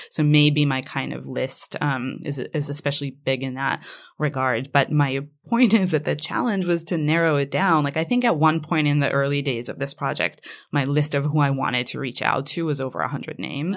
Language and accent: English; Israel; first language Hebrew; English is a second language; moved away; Hebrew is my first language.